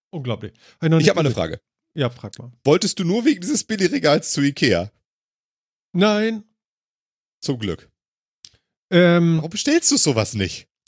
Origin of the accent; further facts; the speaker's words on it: Germany; now in Canada; Wir als Deutscher